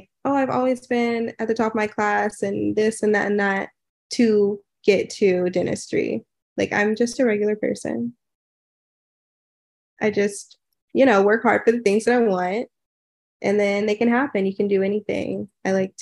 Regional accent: Houston, Texas, United States; moved away as an adult; I moved back to Houston. So I'm from Houston.

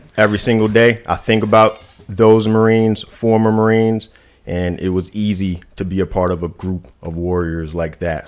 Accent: New York City, New York, United States; moved away; I was raised in Brooklyn, New York

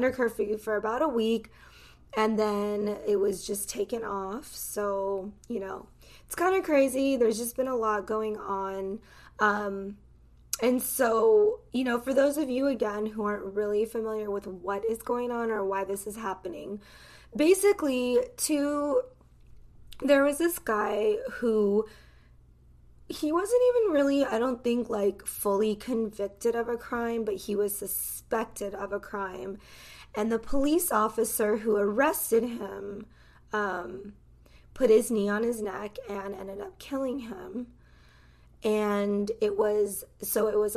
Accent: United States; I grew up in this country. That's all that I know. I've never lived in any other country. I am American to the core.

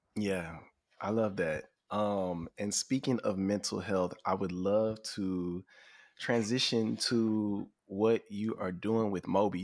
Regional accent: Houston, Texas, United States; I grew up in Houston

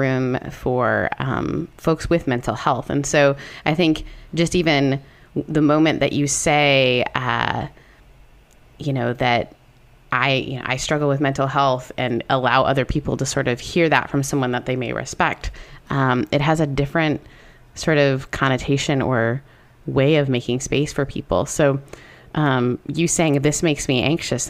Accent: Canada; As a Canadian

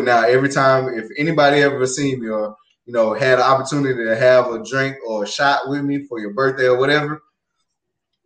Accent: Georgia, United States; moved away; my hometown, Georgia

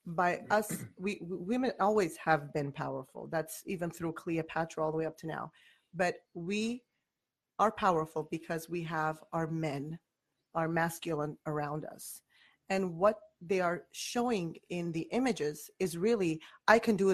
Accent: United States; also born or lived in Iran; I was raised partly in Iran, but I was mainly raised here.

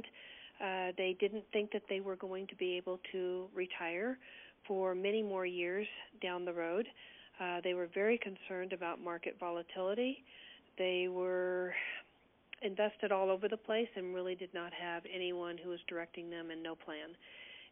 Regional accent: California, United States; moved away; also born or lived in Colorado; I grew up in California and moved to Colorado in 1980

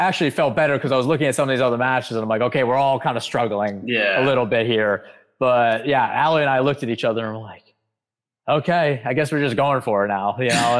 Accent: New York, United States; I'm a New Yorker through and through.

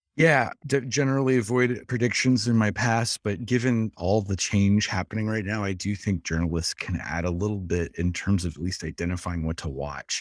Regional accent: Dayton, Ohio, United States; I'm from Dayton, Ohio

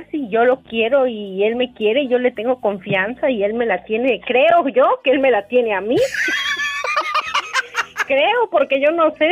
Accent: Tehuacán, Puebla, Mexico; Amiguita diva, soy la güerita

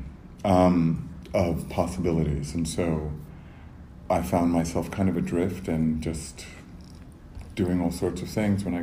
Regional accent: New York City, New York, United States; I'm from here. I was born and raised in the Bronx

